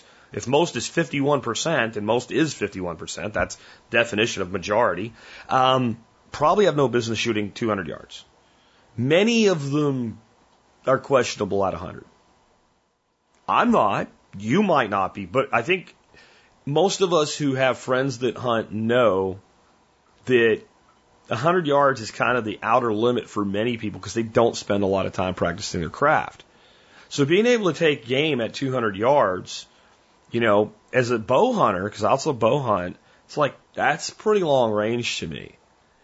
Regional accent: Pennsylvania, United States; born or raised there

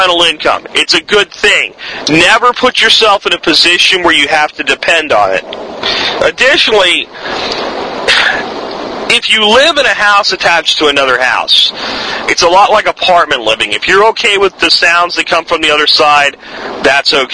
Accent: Pottsville, Pennsylvania, United States; moved away; where I grew up in Pottsville

